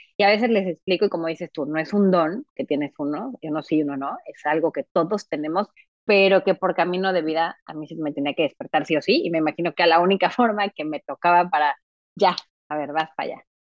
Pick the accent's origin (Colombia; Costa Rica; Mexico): Mexico; moved away as an adult; also born or lived in Mexico City, Mexico; now in Montreal, Canada; yo vivía en Ciudad de México, yo soy mexicana, obviamente, y después, después de, pues, no sé, más o menos a los 23, 24, me vengo a vivir a Montreal.